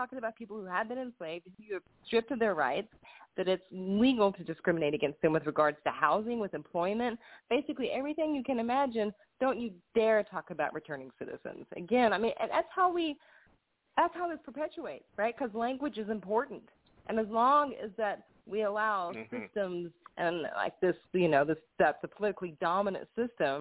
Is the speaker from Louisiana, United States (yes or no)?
no; the South, Georgia, United States; now in Tennessee, United States; I was born in Georgia. I was raised in the South.